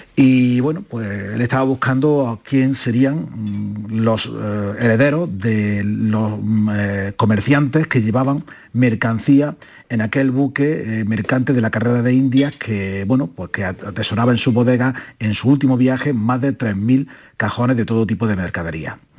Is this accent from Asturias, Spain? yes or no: no; Úbeda, Andalusia, Spain; Úbeda, de donde yo soy natal